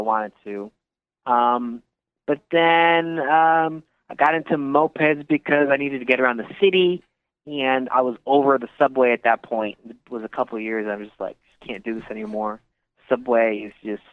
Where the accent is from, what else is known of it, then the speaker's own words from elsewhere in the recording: Connecticut, United States; moved away as an adult; also born or lived in White Plains area, New York; now in Queens, New York, United States; I'm from Connecticut originally